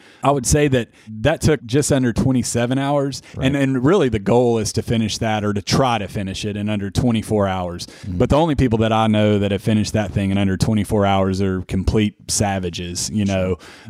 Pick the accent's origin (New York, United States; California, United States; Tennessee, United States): Tennessee, United States; accent: Tennessee; I think my accent is probably the most Tennessee, the most 615 thing about me, and just music. You know, it's a very musical place.